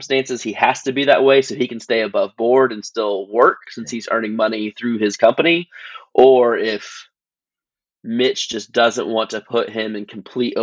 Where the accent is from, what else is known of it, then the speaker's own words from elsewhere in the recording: Alabama, United States; also born or lived in Tennessee; now in Knoxville, United States; I'm from Alabama, so I've been Alabama Crimson Tide fan my whole life